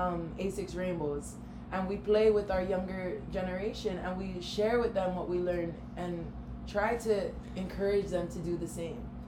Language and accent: English; Hawaii, United States; moved away as an adult; also born or lived in Minneapolis / Arizona; this really small town Hawaii girl